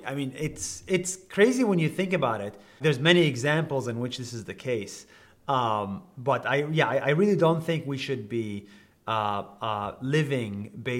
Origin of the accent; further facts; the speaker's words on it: Israel; English is a second language; So I grew up in Israel as a Palestinian.